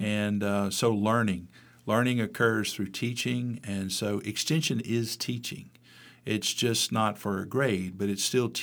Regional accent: Mississippi, United States; also born or lived in Pennsylvania; had an opportunity to come back to my home state in 1993

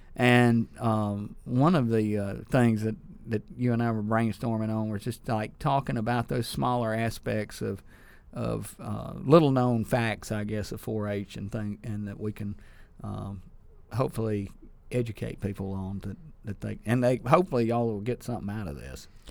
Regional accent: Sturgis, Mississippi, United States; also born or lived in Ackerman / Starkville; I was born in Ackerman and raised in Sturgis and wound up in Starkville

